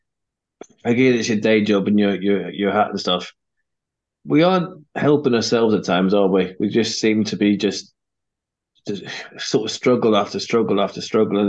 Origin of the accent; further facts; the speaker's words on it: Ireland; I'm Irish